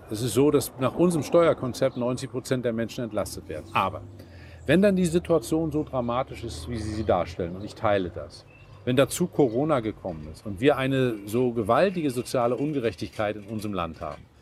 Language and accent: German; Northern Germany, Germany; Ich komme aus dem Norden.